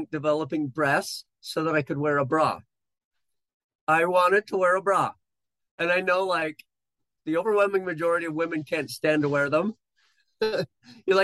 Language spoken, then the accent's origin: English; Bountiful, Utah, United States; grew up in Bountiful, Utah, and I've lived in this same kind of general area my whole life